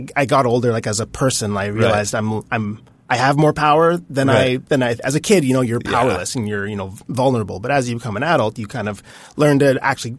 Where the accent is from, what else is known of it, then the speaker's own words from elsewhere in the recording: Saskatchewan, Canada; moved away; also born or lived in Montreal; I grew up in Saskatchewan, but this was in Montreal.